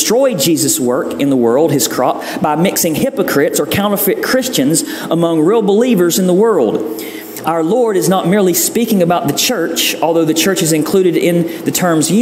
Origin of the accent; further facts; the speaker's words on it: the South, United States; growing up in the South